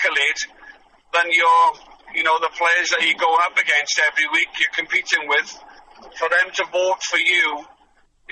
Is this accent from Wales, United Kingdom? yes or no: yes; Swansea, Wales, United Kingdom; moved away; He's from Swansea as well, like myself